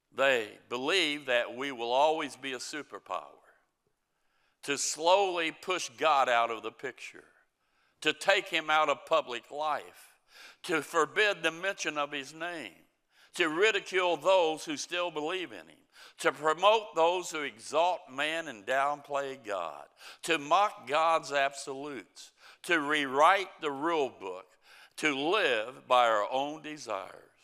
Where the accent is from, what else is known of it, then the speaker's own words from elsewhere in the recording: United States; I'm an American